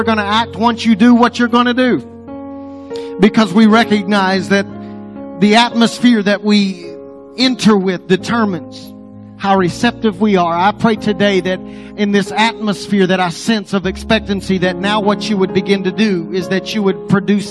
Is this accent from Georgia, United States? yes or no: no; Apache, Oklahoma, United States; now in Texas, United States; I grew up around Apache